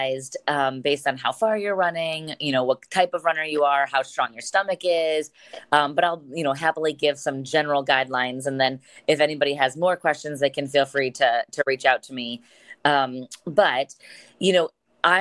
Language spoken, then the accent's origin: English; Medina County, Ohio, United States; I am born and raised in Medina County, which is just south of Cleveland.